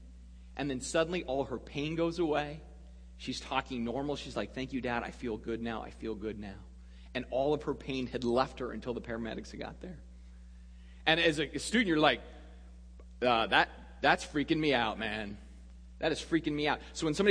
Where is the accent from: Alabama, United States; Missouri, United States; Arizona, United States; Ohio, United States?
Arizona, United States; Sedona; I grew up in a small town in central Arizona called Sedona